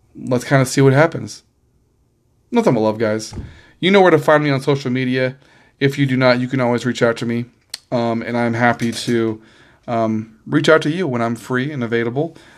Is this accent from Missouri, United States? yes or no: yes; Missouri, United States; I was born in Missouri